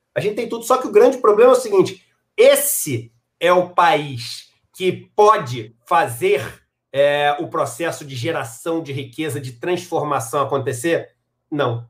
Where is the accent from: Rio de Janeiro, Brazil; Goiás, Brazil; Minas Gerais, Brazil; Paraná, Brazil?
Rio de Janeiro, Brazil; also born or lived in San Diego, California; um cara que nasci no Rio de Janeiro, pele branca, entendeu? Pude estudar nesses colégios